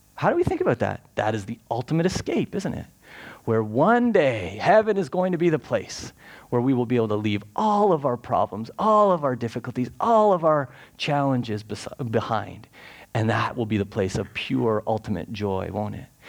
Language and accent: English; Canada; we're Canadian